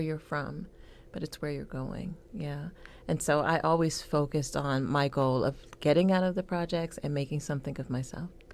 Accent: Youngstown, Ohio, United States; I grew up in Youngstown, Ohio

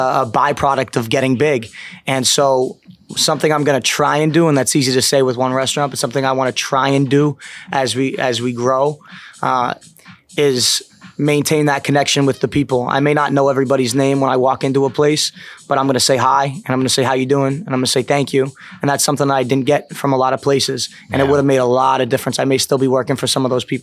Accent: south of Boston, Massachusetts, United States; I'm not from Boston, but I'm from Massachusetts, and I grew up south of the city

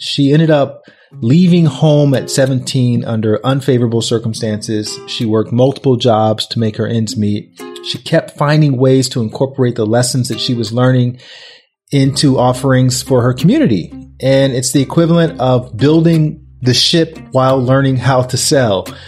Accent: Alabama, United States; When I grew up in Alabama

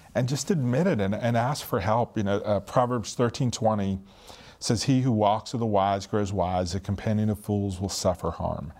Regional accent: Northeast, United States; I'm from the Northeast, really loud, obnoxious

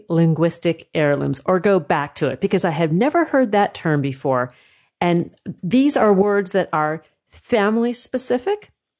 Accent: Southern California, United States; I grew up in Southern California, where we say water.

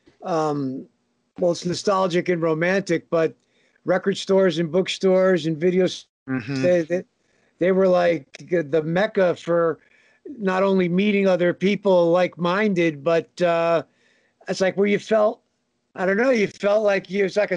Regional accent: Northern New Jersey, United States; I'm a New Jersey guy and have been from day one. Northern New Jersey

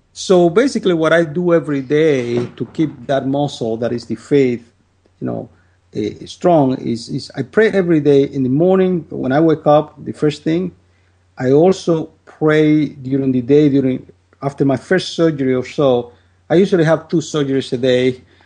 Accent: Dominican Republic; moved away as an adult; now in United States; I'm from the Dominican Republic, and I lived in my country uh, for 25 years. Then I came to the United States

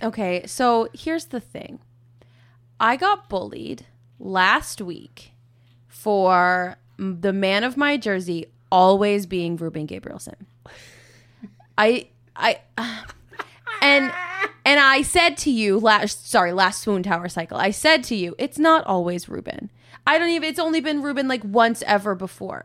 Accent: Minnesota, United States; moved away; I'm also from Minnesota

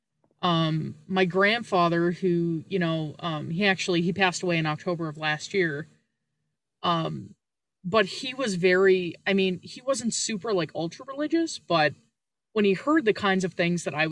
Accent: Canada; I'm Canadian.

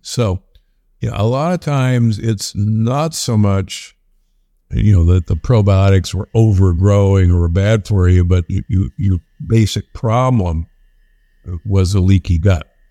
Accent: Omaha, Nebraska, United States; moved away; I'm from Omaha, Nebraska originally

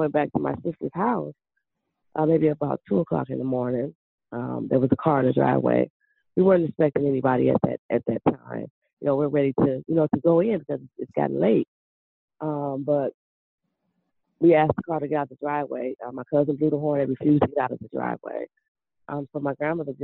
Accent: Cleveland, Ohio, United States; I grew up in Cleveland, Ohio.

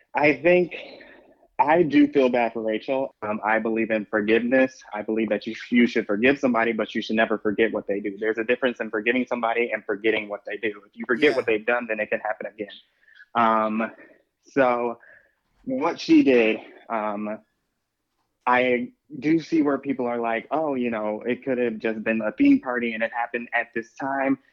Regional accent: Chicago, Illinois, United States; I am from Chicago

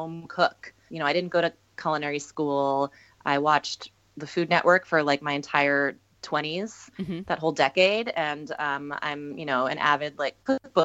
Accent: Minnesota, United States; I grew up in Minnesota

